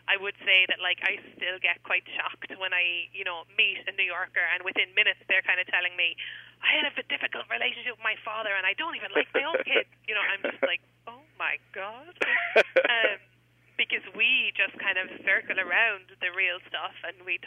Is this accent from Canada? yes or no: no; Cobh, Munster, Ireland; moved away as an adult; now in United States; I'm from a place called Cove in Ireland